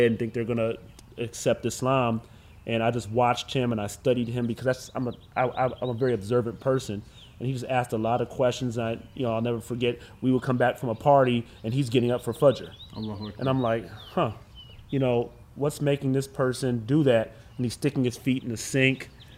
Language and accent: English; Cleveland, Ohio, United States; also born or lived in Erie, Pennsylvania; I'm born and raised in Cleveland, Ohio.